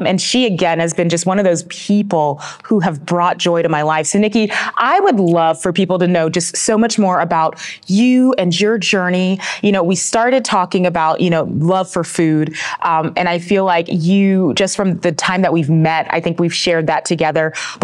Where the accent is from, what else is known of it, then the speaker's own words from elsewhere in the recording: North Carolina, United States; moved away; when I grew up in North Carolina